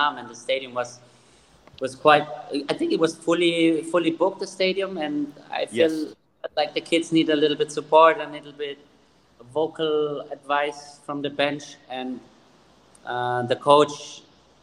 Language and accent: English; Germany; moved away; I grew up in Germany